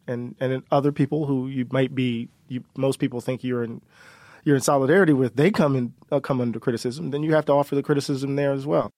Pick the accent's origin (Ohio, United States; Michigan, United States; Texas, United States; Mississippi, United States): Mississippi, United States; we're from Mississippi